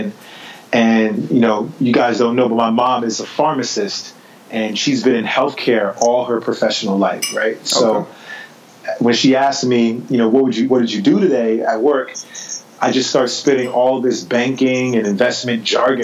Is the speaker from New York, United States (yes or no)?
yes; New York City, New York, United States; growing up in New York City, I was a kid who grew up in a part of Brooklyn called East New York